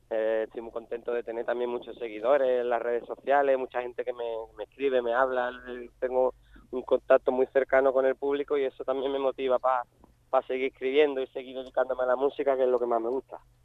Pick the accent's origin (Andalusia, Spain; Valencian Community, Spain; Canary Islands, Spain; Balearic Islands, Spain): Andalusia, Spain; Jerez de la Frontera; moved away as an adult; now in Chiclana de la Frontera, Spain; yo ya hace ya 5 o 6 años que me fui de Jerez de la frontera, me fui a, otro pueblecito que hay aquí en Cádiz, que sé que es Chiclana, de la frontera